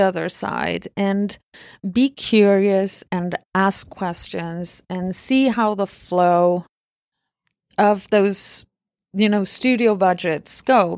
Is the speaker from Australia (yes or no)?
no; Argentina; moved away; I was born and raised in Argentina